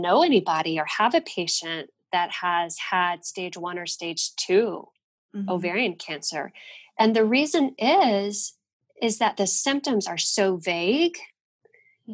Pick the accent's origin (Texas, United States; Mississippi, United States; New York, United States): Texas, United States; Fort Worth; We're both from Fort Worth.